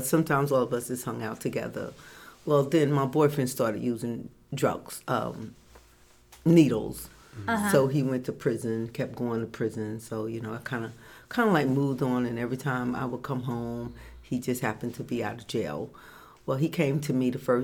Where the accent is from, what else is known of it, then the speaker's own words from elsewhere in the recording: Newark, New Jersey, United States; I grew up in Newark, New Jersey